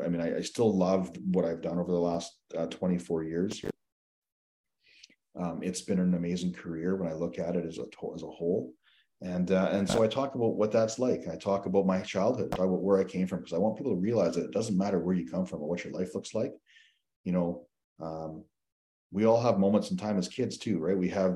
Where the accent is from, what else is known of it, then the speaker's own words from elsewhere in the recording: Saskatchewan, Canada; also born or lived in Newfoundland and Labrador / Alberta; I was born in Newfoundland, which is on the East Coast. And we, moved out to Alberta. I spent some time in Alberta, and I moved to Saskatchewan